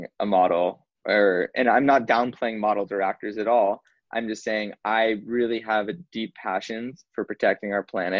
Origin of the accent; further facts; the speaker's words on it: Southern California, United States; I was very blessed and very lucky to grow up where I did